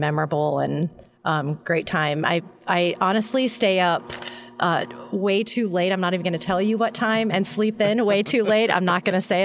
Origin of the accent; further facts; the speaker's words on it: Midwest, United States; moved away; we are originally from the Midwest